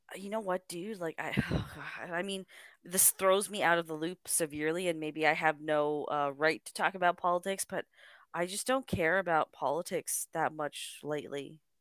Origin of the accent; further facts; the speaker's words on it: Canada; I'm Canadian